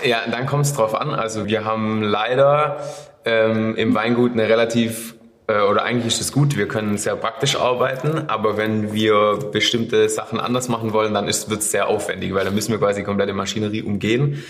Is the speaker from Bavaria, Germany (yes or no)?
no; Stetten im Remstal, Baden-Württemberg, Germany; in dem Ort, wo ich herkomme, da geht es eigentlich wieder, weil wir in einem Seitental vom Remstal liegen